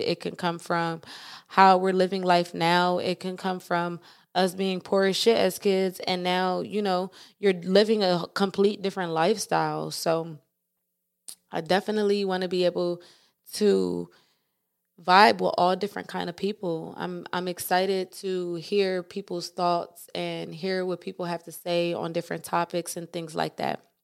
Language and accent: English; East Coast, United States; moved away as an adult; I was able to be born and raised on the East Coast, and I was able to move to the West Coast